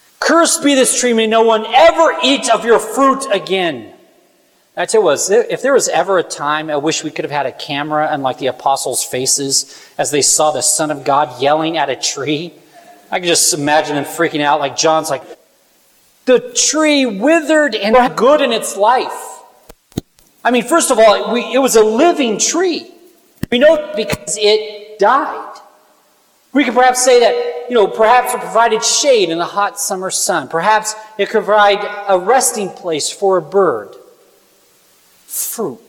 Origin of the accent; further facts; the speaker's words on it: Kansas, United States; I'm from Kansas